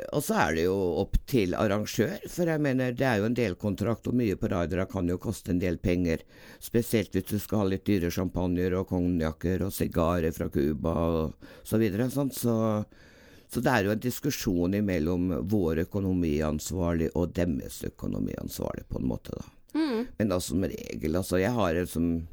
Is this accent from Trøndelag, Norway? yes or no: yes; Trøndelag, Norway; also born or lived in Dovrefjell / Grong / Namsos; Jeg er jo egentlig trønder